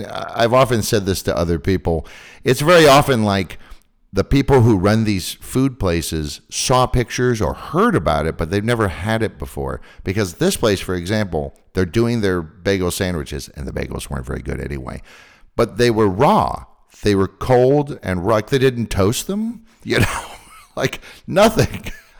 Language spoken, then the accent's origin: English; San Francisco, California, United States; now in Prague, Czech Republic; as an American who grew up on one of the coasts, I'm not a New Yorker, even though I have a bit of a twang in my nose. I'm actually a Californian, Northern Californian, but I grew up eating bagels.